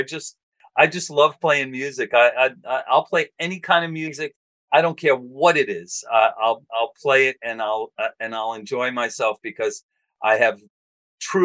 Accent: New York City, New York, United States; We grew up on Staten Island.

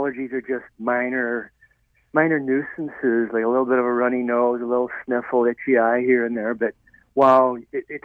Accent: Ireland; moved away; I was raised in Ireland

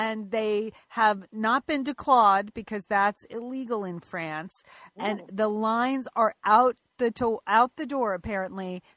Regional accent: Pasadena, California, United States; Pasadena, my hometown

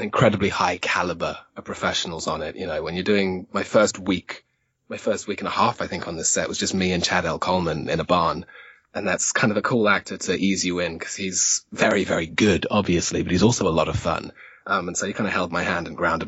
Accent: Zimbabwe; moved away; I grew up in Zimbabwe

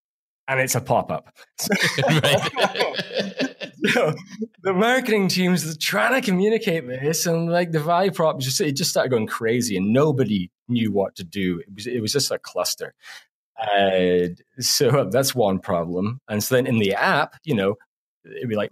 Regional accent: Canada; us being Canadian that we're apologetic in our content

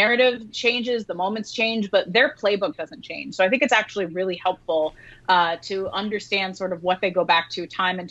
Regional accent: Kentucky, United States; I'm from Kentucky.

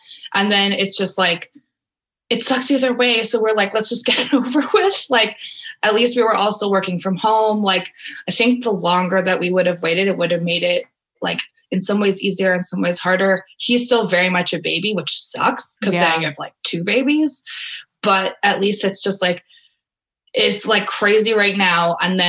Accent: Alberta, Canada; also born or lived in United States; now in Ottawa, Canada; I've moved around a bunch. I'm from Alberta. I've lived in the States for a while, but I moved to Ottawa for my master's

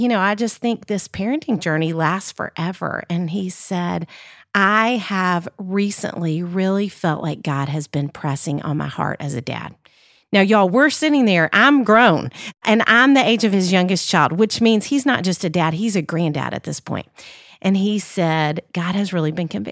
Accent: Little Rock, Arkansas, United States; now in Nashville, United States; I grew up in Little Rock, Arkansas. I live in Nashville, obviously, now.

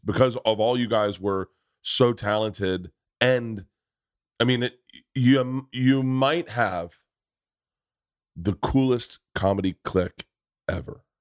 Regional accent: Tampa, Florida, United States; moved away; I grew up in Tampa.

